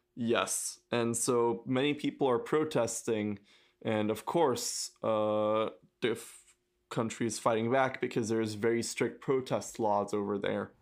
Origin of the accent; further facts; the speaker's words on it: France; I come from France